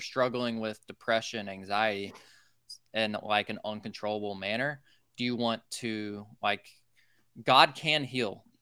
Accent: Social Circle, Georgia, United States; I grew up in a tiny town called Social Circle, Georgia, in the middle of nowhere

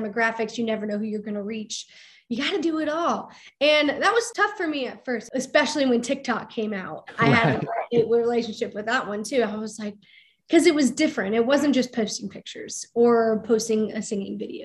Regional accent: Akron, Ohio, United States; my hometown, Akron, Ohio

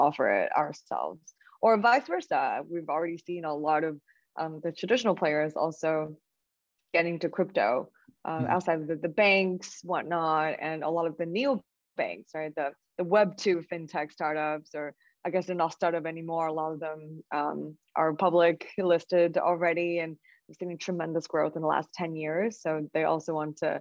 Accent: China; moved away; born and raised in China

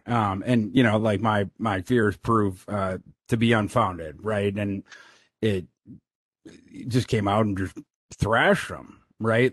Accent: Brainerd, Minnesota, United States; moved away; also born or lived in Kansas; I'm from Brainerd, Minnesota

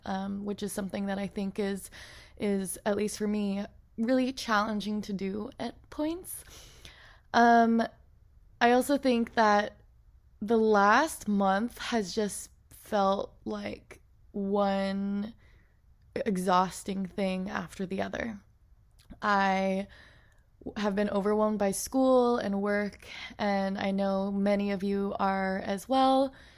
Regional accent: Portland, Oregon, United States; growing up in Portland, Oregon

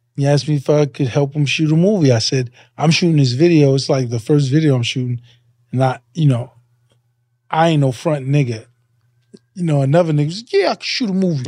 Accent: New York City, New York, United States; I'm a Hollis nigga

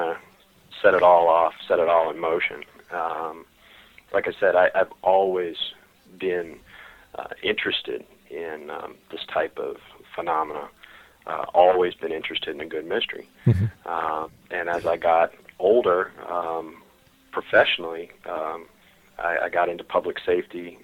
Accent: Richmond, Virginia, United States; I, um, was born and raised in Richmond

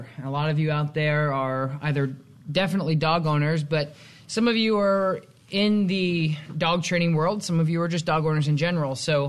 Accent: South Glens Falls, New York, United States; my hometown, South Glens Falls

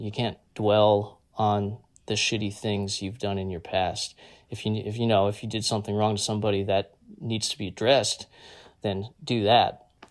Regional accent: Nutley, New Jersey, United States; born or raised there

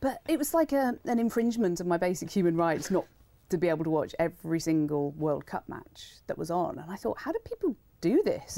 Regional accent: Wolverhampton, West Midlands, United Kingdom; growing up in Wolverhampton

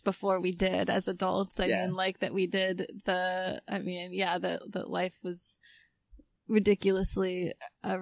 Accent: Philadelphia, Pennsylvania, United States; moved away as an adult; also born or lived in Midwest / West Coast; I hadn't realized how much I was from Philadelphia

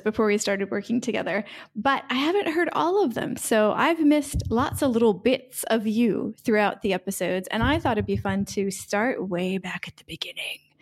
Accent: United States; now in Split, Croatia; I am an American expat living in Split, Croatia

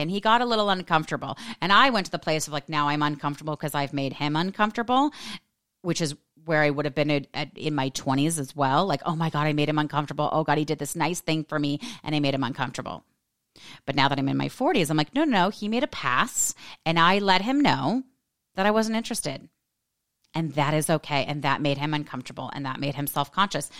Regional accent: United States; I'm American

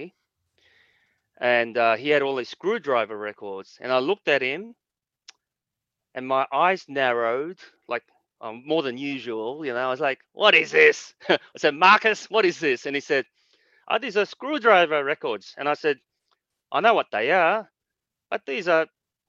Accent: Australia; As an Asian guy growing up in Australia

